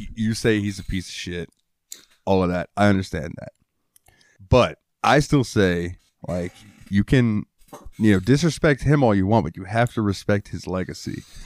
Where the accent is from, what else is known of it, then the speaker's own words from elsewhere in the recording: Jacksonville, Florida, United States; I like the Jaguars because I'm from Jacksonville